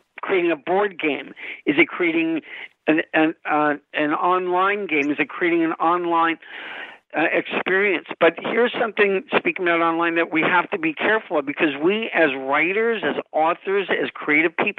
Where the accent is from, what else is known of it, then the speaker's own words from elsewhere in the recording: Los Angeles, California, United States; I grew up in Los Angeles in the 80s when we had a lot of tumbleweeds here